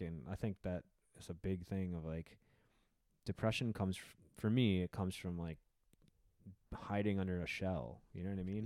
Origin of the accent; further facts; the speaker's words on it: Wisconsin, United States; I grew up in Wisconsin where the drinking culture was very strong